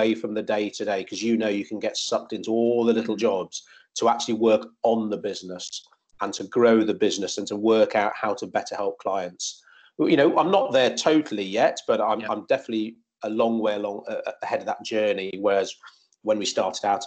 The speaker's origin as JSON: {"language": "English", "area": "Shropshire", "region": "West Midlands", "country": "United Kingdom", "tie": "born or raised there", "moved": "as an adult", "said": "we're both from Shropshire. I went to the same school as her brothers"}